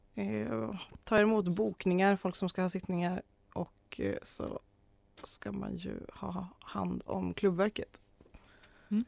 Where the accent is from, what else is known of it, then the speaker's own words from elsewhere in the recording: Arjeplog, Norrbotten County, Sweden; moved away as an adult; also born or lived in Kalmar; now in Uppsala, Sweden; jag är ju från Arjeplog. Hörs inte så mycket men det är så ändå.